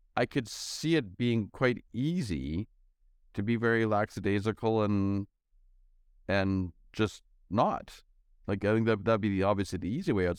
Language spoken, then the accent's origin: English; Canada; I'm from Canada